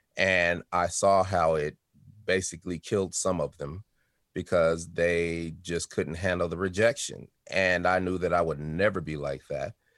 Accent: Denver, Colorado, United States; also born or lived in Chicago, Illinois; I was born in Chicago, Illinois, moved to Denver when I was four years old, and had a great childhood

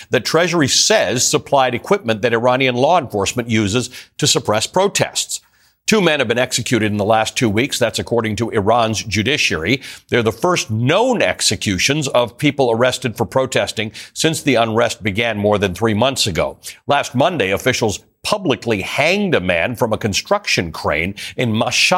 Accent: Toronto, Ontario, Canada; I grew up in Toronto

